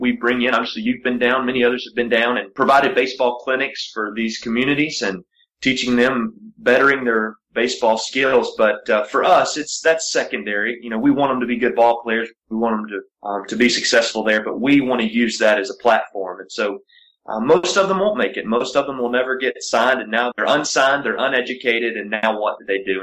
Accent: Appalachian Mountains, United States; I grew up in the Appalachian Mountains in an all-white county

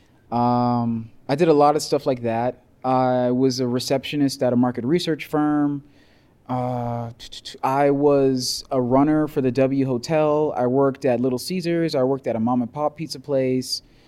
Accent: Broward County, Florida, United States; moved away as an adult; also born or lived in Miami; now in Boulder, United States; back home in Miami. Miami, I'm from Broward, but you know, like right on the county line.

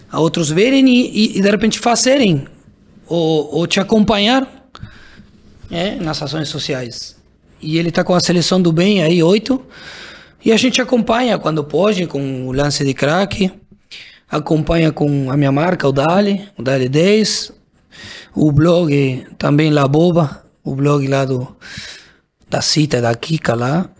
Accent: Argentina; Portuguese is a second language; moved away as an adult; also born or lived in Brazil; sendo argentino

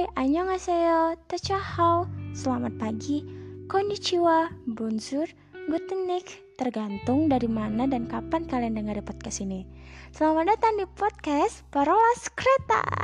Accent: Indonesia; negara aku

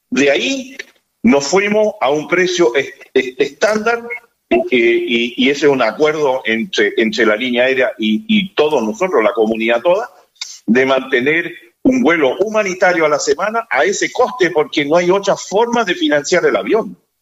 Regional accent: Rapa Nui, Valparaíso, Chile; Como Rapanui

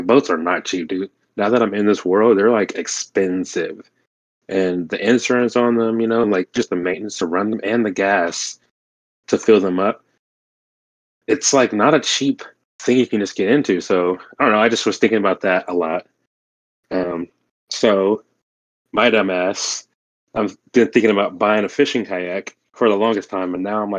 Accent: Oklahoma, United States; my home state of Oklahoma

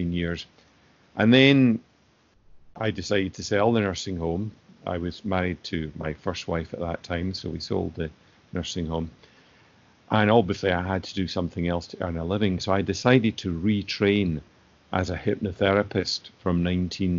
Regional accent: Greenock, Scotland, United Kingdom; I was born in Greenock in 1956, and my father was a GP.

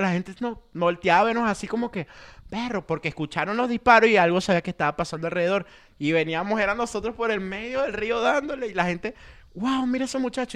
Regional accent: Caracas, Capital District, Venezuela; moved away as an adult; yo soy de Caracas, ¿de qué parte? La Avenida Victoria

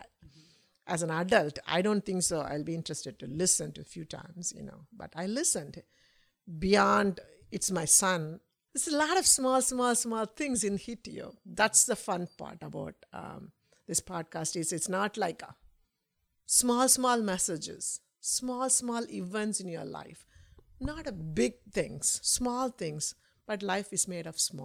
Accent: India; I'm an Indian woman

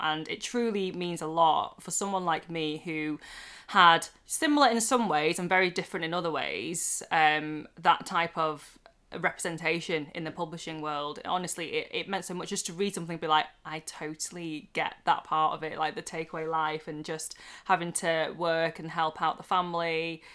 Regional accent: United Kingdom; now in Manchester, United Kingdom; I'm a British born Chinese person uh, in her late 20s, nearly 30, living in Manchester

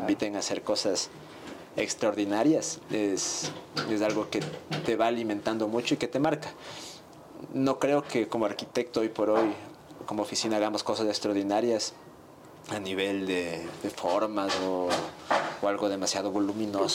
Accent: Ecuador

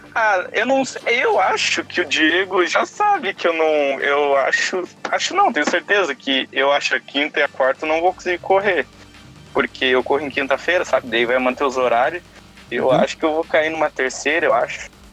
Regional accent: Novo Hamburgo, Rio Grande do Sul, Brazil; sou do estado do Rio Grande do Sul, mais especificamente da cidade de Novo Hamburgo

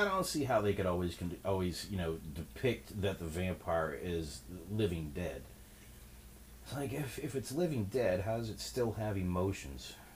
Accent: New Orleans, Louisiana, United States; moved away; I'm from New Orleans, Louisiana originally

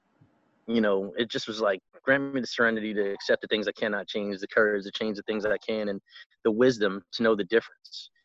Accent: New York City, New York, United States; moved away as an adult; I grew up in Brooklyn and, you know, in a rough neighborhood

